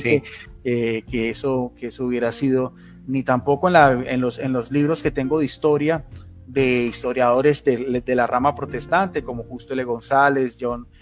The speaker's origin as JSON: {"language": "Spanish", "country": "Colombia", "also_born_or_lived": "Palmira, Valle del Cauca / Bogotá", "said": "soy de Colombia, vivo en, aquí en la ciudad de Palmira, Valle del Cauca, que es al suroeste de, de Colombia."}